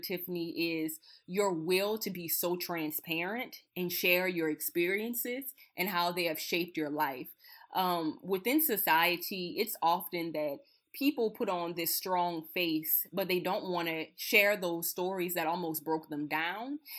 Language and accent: English; Napoleonville, Louisiana, United States; I'm originally from Napoleonville, Louisiana, Assumption Parish.